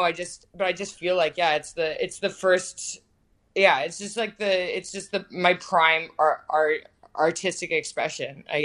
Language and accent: English; Aurora, Ontario, Canada; moved away as an adult; also born or lived in Toronto, Canada; now in Brooklyn, United States; I'm originally from just north of Toronto. I grew up in Aurora, Ontario, Canada